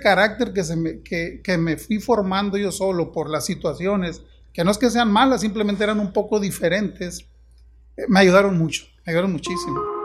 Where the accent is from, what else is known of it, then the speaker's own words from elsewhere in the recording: Juan José Ríos, Sinaloa, Mexico; moved away as an adult; now in Ciudad Obregón, Mexico; yo soy originario de Mochis, de un pueblo de cerca de Mochis. Juan José Río se llama el pueblo